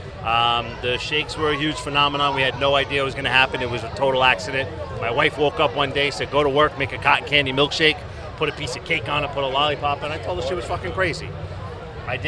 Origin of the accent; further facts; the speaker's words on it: New York City, New York, United States; I grew up in New York. I grew up in New York